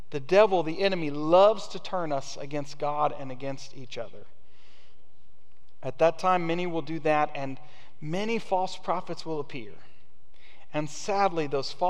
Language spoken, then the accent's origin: English; United States; American Christians